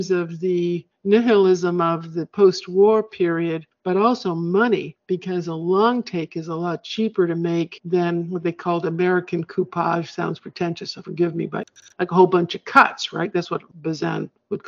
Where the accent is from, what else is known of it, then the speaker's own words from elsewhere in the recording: Canada; I'm Canadian